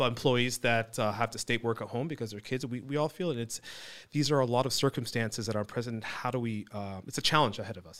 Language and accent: English; Fountain Valley, California, United States; also born or lived in Newport Beach / Iran (ancestry); I'm originally Iranian, but I was born and raised here